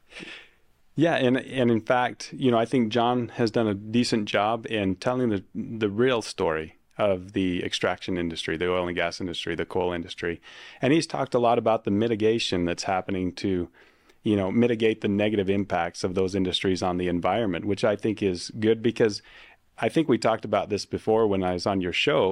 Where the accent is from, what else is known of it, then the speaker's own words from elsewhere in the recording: Uinta Basin, Utah, United States; I'm from the Uinta Basin